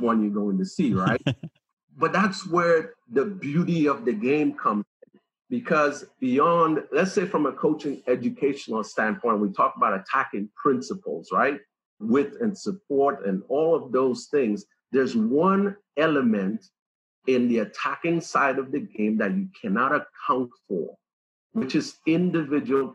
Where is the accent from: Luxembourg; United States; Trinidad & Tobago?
Trinidad & Tobago; moved away; we have tons of attacking personalities in the Caribbean, especially where I came from